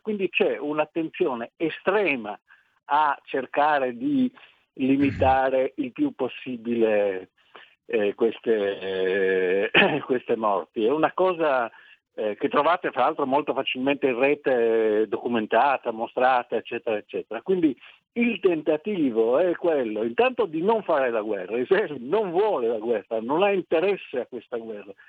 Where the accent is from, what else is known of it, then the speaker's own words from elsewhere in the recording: Milan, Lombardy, Italy; io sono nato a Milano nel 1941